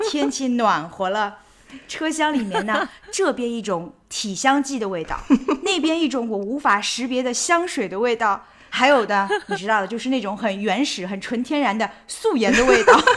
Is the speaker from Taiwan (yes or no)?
no; China; 我们中国人